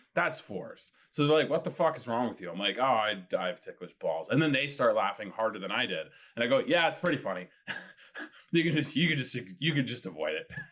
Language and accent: English; Winnipeg, Manitoba, Canada; now in Toronto, Canada; Originally from Winnipeg, Manitoba